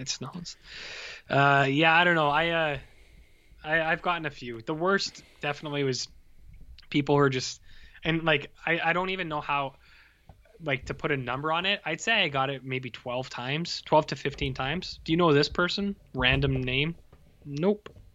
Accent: Canada; I'm from Canada

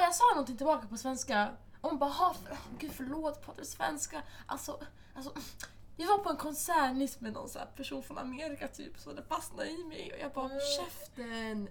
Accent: Stockholm, Stockholm County, Sweden; jag är från Husby

